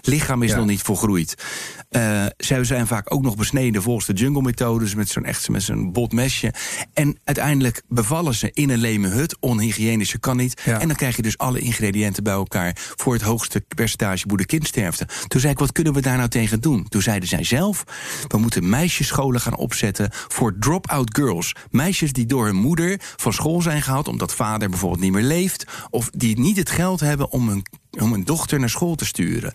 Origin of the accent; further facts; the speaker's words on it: Rotterdam, South Holland, Netherlands; waar ik vandaan kom, uit Rotterdam